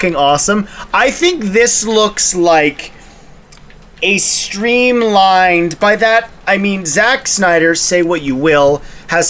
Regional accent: Canada; we're Canadian

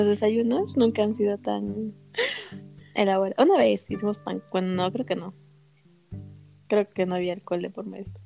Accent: Arequipa, Peru; me sentía realizada como arequipeña

